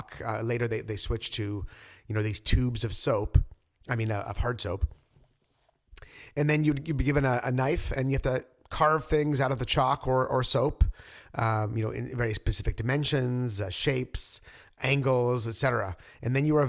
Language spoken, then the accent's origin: English; Quebec, Canada; now in Toronto, Canada; I'm from Quebec